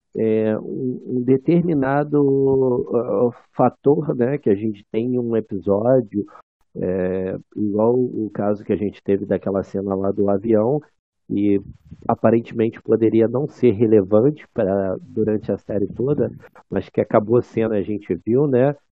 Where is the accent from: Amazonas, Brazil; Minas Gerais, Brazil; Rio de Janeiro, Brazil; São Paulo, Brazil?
Rio de Janeiro, Brazil; São Gonçalo; eu sou de São Gonçalo.